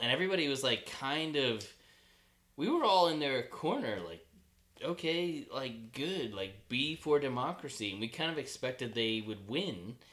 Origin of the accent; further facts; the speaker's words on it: Maryland, United States; moved away as an adult; also born or lived in Asia; I grew up in Maryland. I grew up near Annapolis.